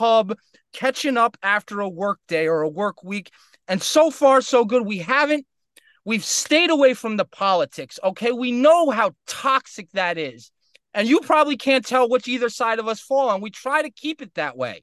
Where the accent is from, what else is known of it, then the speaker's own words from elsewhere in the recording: Westchester County, New York, United States; I grew up in Westchester County